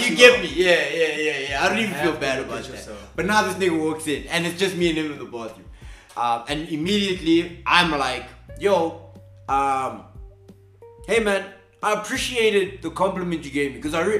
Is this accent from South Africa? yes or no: yes; South Africa; accent: Afrikaans; We got there because Afrikaans, my accent, what were we saying?